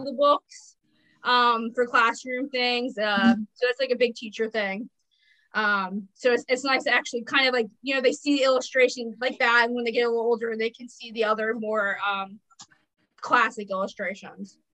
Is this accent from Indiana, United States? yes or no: no; New Jersey, United States; I'm from New mm-hmm. Jersey and I live on the street the Jersey Devil was born on